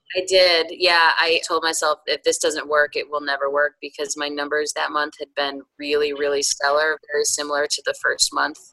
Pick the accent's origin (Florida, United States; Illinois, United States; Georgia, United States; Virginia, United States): Illinois, United States; outside of Chicago; moved away as an adult; also born or lived in upstate New York; now in North Carolina, United States; I was born in upstate New York and spent my formative years outside of Chicago. And I came south for college and never left. So I've been in North Carolina for almost 20 years.